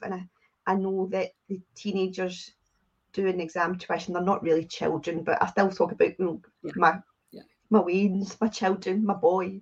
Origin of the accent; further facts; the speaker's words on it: Scotland, United Kingdom; accent: Scottish; I am Scottish, in case you can't tell from the accent